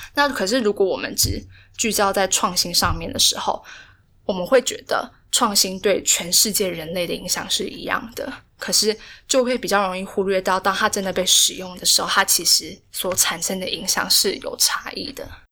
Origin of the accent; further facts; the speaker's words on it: Taiwan; 我们台湾人